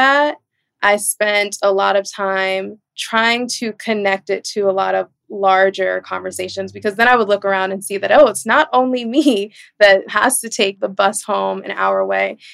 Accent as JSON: {"language": "English", "town": "New York City", "region": "New York", "country": "United States", "tie": "born or raised there", "said": "I was born and raised in Brooklyn, New York, in Flatbush in the 90s and early 2000s"}